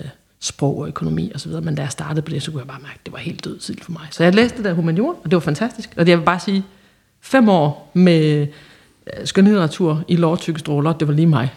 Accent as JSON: {"language": "Danish", "town": "Holsted", "region": "Southern Denmark", "country": "Denmark", "tie": "born or raised there", "moved": "yes", "said": "fra sådan en lille, lille bitte øh, landsby, som hedder Holsted, som ligger helt ude på landet i Jylland"}